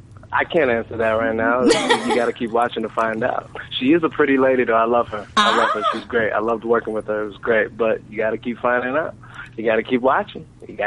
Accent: New York City, New York, United States; I'm personally from Brooklyn.

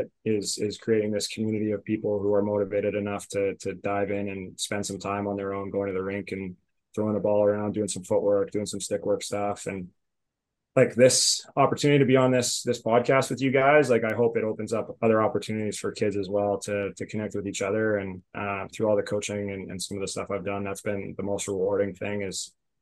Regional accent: Alberta, Canada; moved away as an adult; I was like 18 going into school, and I came from Alberta, where we had like, we have a pretty small lacrosse community

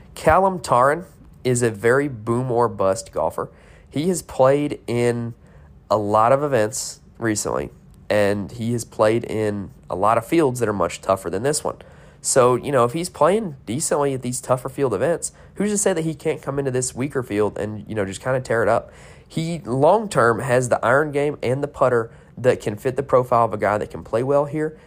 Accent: North Carolina, United States; I am from North Carolina

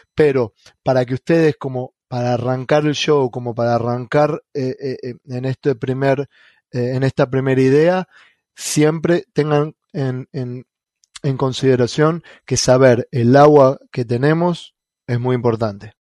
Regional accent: Argentina; first language Spanish; moved away as an adult; now in United States; en mi país, en Argentina

